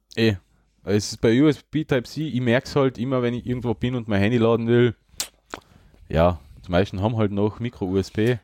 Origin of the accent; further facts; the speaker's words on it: Austria; bei uns in Österreich